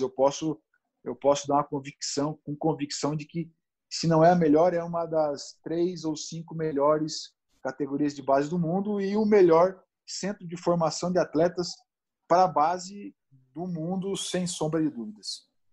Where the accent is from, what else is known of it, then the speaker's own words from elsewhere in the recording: Criciúma, Santa Catarina, Brazil; moved away; Eu sou de Criciúma, natural de Criciúma